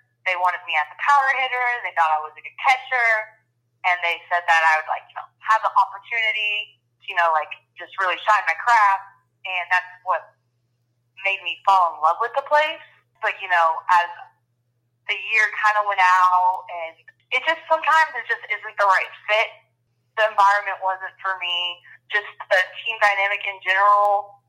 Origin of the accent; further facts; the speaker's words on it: Texas, United States; moved away as an adult; also born or lived in Louisiana; I'm from Texas